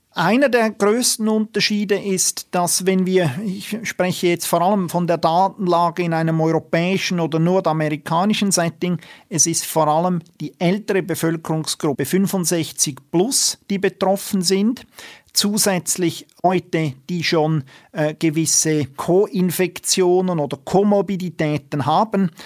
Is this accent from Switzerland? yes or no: yes; Switzerland; bei uns in der Schweiz